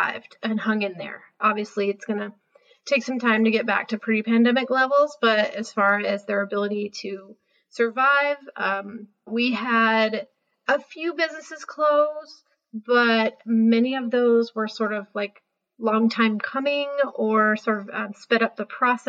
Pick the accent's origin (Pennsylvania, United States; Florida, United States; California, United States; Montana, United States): California, United States; Vacaville; moved away as an adult; also born or lived in East Coast; I'm born and raised in Vacaville and actually, schooled at Vaca High